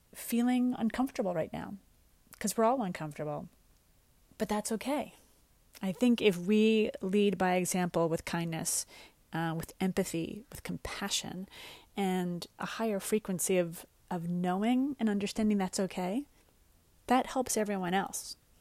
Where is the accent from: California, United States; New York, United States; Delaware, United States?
New York, United States; also born or lived in Westchester, New York; I grew up in New York, and we would go upstate